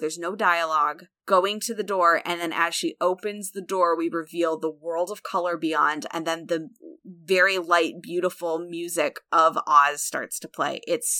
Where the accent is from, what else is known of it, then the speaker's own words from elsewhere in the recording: Illinois, United States; I grew up in Central Illinois, which is part of Tornado Alley.